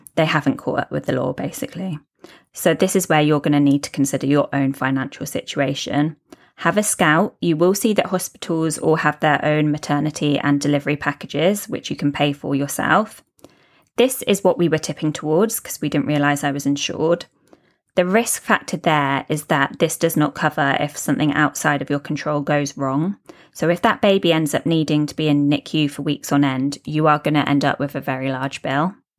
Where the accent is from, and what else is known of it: United Kingdom; now in Dubai, United Arab Emirates